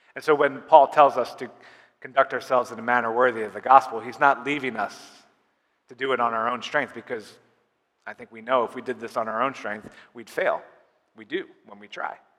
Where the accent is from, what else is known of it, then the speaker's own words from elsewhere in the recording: United States; also born or lived in Uganda; us Americans, we take a lot of pride in being American